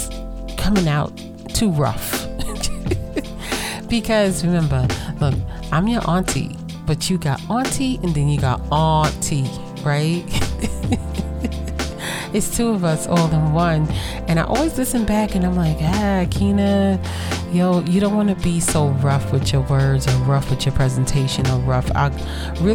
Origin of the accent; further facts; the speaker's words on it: New York City, New York, United States; I am from Brooklyn